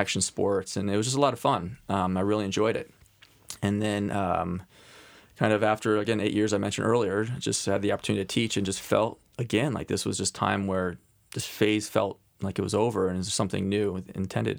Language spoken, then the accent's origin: English; Cincinnati, Ohio, United States; also born or lived in Oxford, Ohio; now in Columbus, United States; I grew up in Cincinnati, so I have Ohio roots